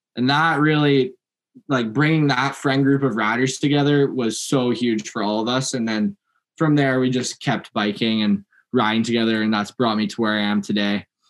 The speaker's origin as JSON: {"language": "English", "town": "Langley", "region": "British Columbia", "country": "Canada", "tie": "born or raised there", "lives_now": "Kamloops, Canada", "said": "Born in Langley, just outside of Vancouver"}